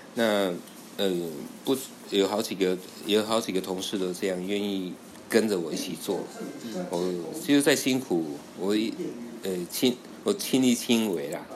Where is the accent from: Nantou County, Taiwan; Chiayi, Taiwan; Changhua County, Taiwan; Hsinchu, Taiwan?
Nantou County, Taiwan; Puli; moved away; also born or lived in Shuangxi, New Taipei; 我住埔里的山上，靠近的那一乡